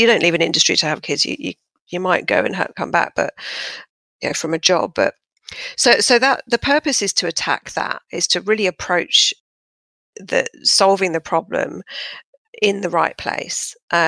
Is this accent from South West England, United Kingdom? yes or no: no; Fulham, London, United Kingdom; moved away as an adult; now in Sydney, Australia; But yeah, I'm originally from southwest London, Fulham, as you can probably tell by my impeccable accent, which I've hung on to dearly, although the Brits will probably be going, oh, she's got that Aussie twang, which is annoying.